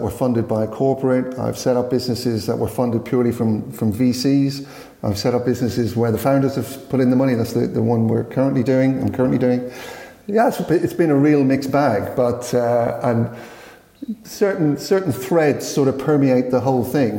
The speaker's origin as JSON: {"language": "English", "country": "Ireland", "tie": "born or raised there", "also_born_or_lived": "Highbury, London", "moved": "yes", "said": "my youth days, growing up in Ireland"}